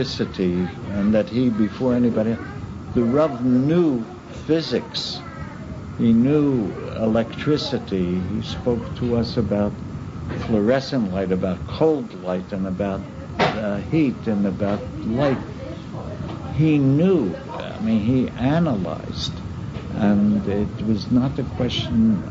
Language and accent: English; Baltimore, Maryland, United States; my hometown, in Baltimore